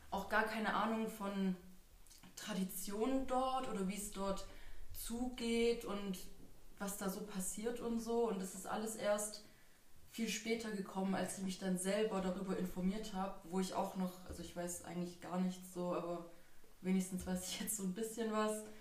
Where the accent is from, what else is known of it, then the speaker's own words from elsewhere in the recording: Germany; Also ich bin auch in Deutschland geboren und aufgewachsen